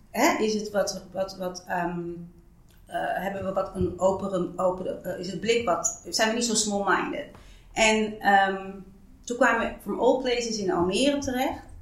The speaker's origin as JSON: {"language": "Dutch", "country": "Suriname", "lives_now": "Netherlands", "said": "als je mij vraagt of ik heb gebaat als Surinaamse man"}